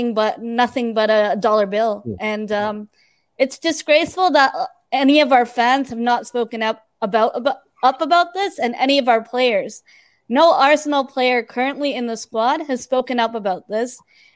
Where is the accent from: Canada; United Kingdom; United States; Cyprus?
Canada; as a Canadian, very close to America